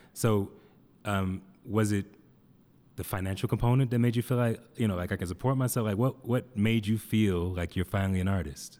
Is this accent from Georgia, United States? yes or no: yes; Atlanta, Georgia, United States; now in Denver, United States; I come from Atlanta, which I didn't know any white people